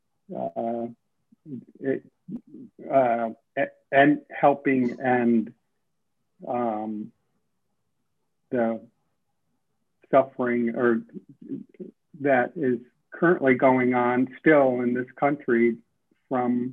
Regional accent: Middleburg Heights, Ohio, United States; moved away; also born or lived in Harlem, New York; my public education growing up in Middleburg Heights, Ohio

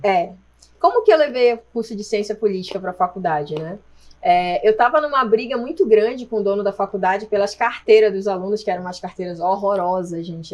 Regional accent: Marajó Island, Pará, Brazil; moved away as an adult; now in Jundiaí, Brazil; eu nasci na ilha do Marajó, no Pará, Nossa, né? É verdade, eu nasci numa ilha e eu vim morar em Jundiaí tem 15 anos

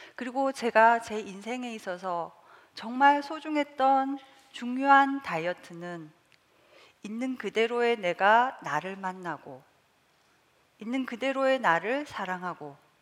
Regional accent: South Korea; 저는 시골에서 자라서

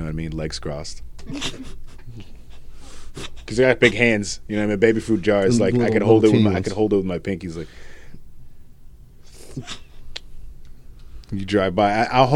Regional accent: Connecticut, United States; We're from Connecticut

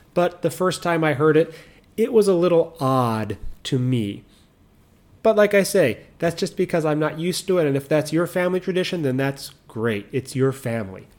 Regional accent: United States; moved away; I'm American

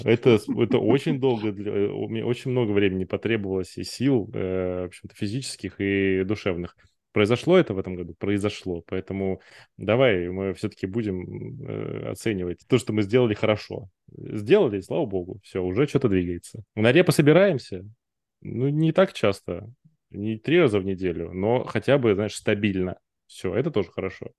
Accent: Far East, Russia; я, знаете, с Дальнего Востока

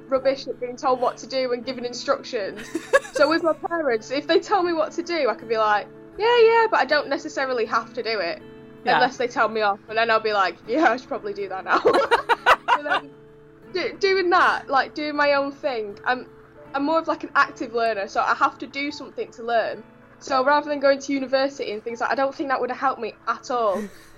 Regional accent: Blackpool, North West England, United Kingdom; now in Bolsover, United Kingdom; I'm 19 and I'm from Blackpool in England. And now I live in Bolsover

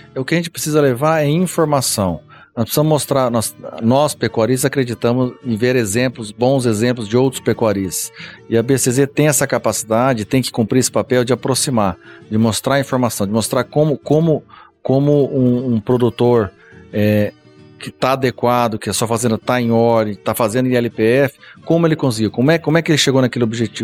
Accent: Paraná, Brazil; moved away; eu sou do Paraná, nasci no Paraná.

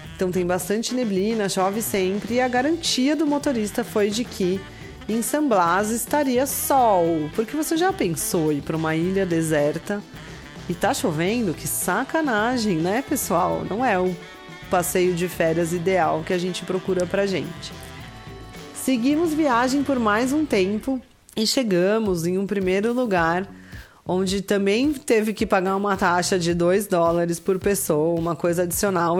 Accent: Brazil; a gente é brasileiro

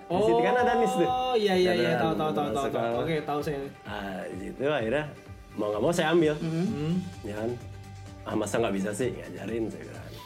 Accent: India; Indonesian is a second language; now in Indonesia; Uh, India. Orang

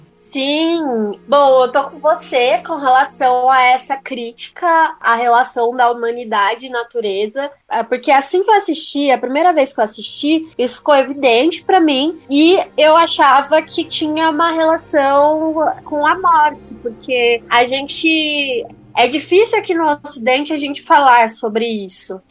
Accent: Brazil; somos mais somos brasileiros

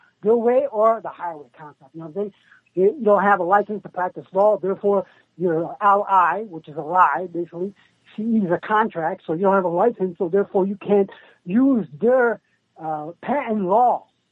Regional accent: Detroit, Michigan, United States; from Detroit

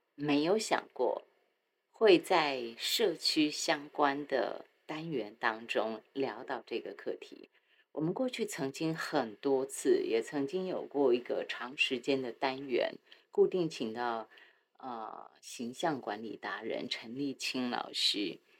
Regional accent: Taiwan; 我很爱我的家乡，我很爱台湾

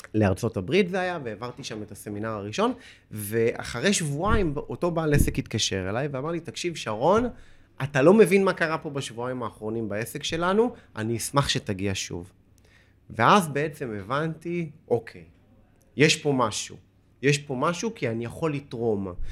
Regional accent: Holon, Tel Aviv District, Israel; moved away

